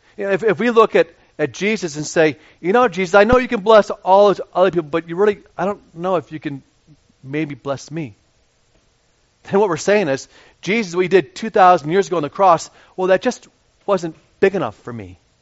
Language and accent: English; Radnor, Pennsylvania, United States; I grew up in Radnor and went to Radnor High School